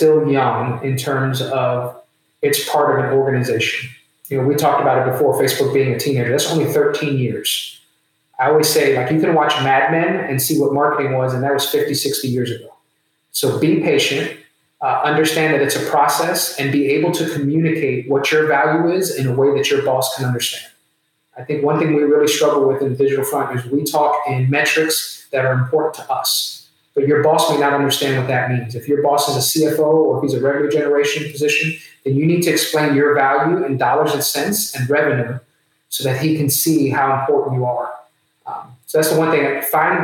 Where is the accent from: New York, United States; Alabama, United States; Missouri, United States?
New York, United States; New York City; I was born in the Bronx